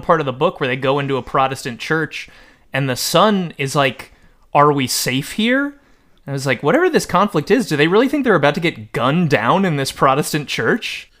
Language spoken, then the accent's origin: English; Connecticut, United States; I was raised, like, I'm from Connecticut. I was raised, like, Connecticut Catholic